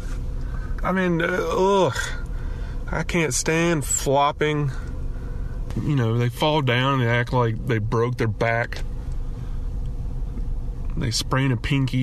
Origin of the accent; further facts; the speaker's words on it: Alabama, United States; moved away as an adult; now in California, United States; growing up in Alabama, we don't have hockey.